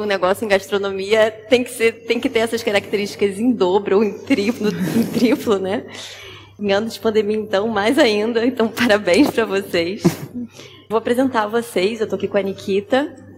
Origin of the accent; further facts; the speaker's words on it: Brazil; moved away as an adult; now in Lisbon, Portugal; sou brasileira